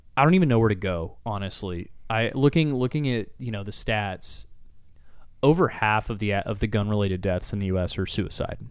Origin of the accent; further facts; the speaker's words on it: Texas, United States; as a Texan